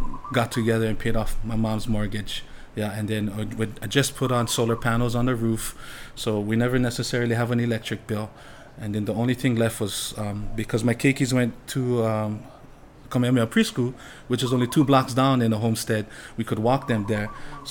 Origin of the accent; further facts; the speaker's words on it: Waimanalo, Hawaii, United States; also born or lived in Maui; Growing up in Waimanalo, I was raised as a fisherman